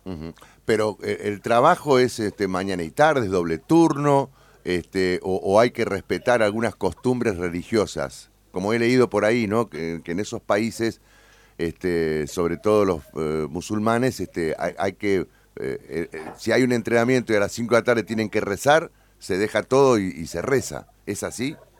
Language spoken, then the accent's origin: Spanish; Argentina; sos argentino